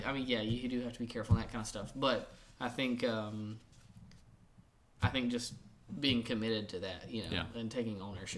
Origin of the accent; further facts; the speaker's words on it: Louisiana, United States; now in Jackson, United States; Instead of saying, well, we're from here, you know, we're from Louisiana or we're from Tennessee, but now we live here.